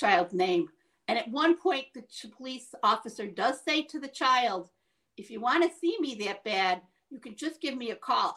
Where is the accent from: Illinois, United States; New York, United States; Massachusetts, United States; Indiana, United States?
New York, United States; Syracuse; This is my backyard. This is my hometown. This is where I live.